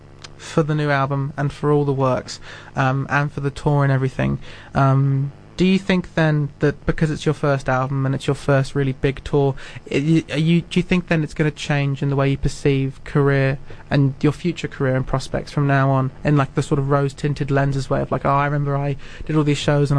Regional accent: Christchurch, Canterbury, New Zealand; I'm from Christchurch, and I always find myself defending it.

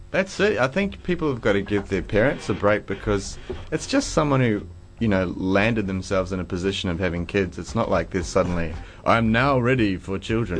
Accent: New Zealand; growing up in New Zealand

